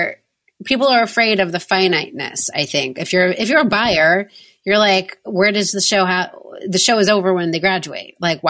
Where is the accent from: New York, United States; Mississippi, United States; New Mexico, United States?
New York, United States; outside of Manhattan; I grew up outside of Manhattan